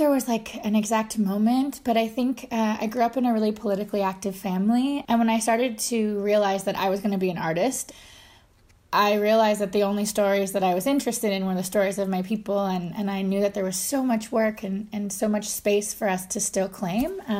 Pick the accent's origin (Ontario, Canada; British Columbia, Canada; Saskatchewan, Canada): Ontario, Canada; So I'm Anishinaabe, which is Ojibwe, um, and I'm from northern Ontario on the shore of Lake Superior.